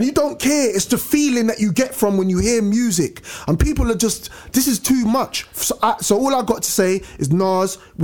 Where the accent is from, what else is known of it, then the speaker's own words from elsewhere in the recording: United Kingdom; we're from UK